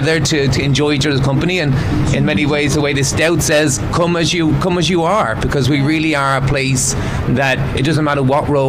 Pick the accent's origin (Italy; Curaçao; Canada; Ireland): Ireland; Lusk, Leinster; moved away as an adult; now in New York, United States; I am from Dublin, the north side of Dublin, a little town called Lusk. I came over to New York when, like a lot of people did, about 21 years ago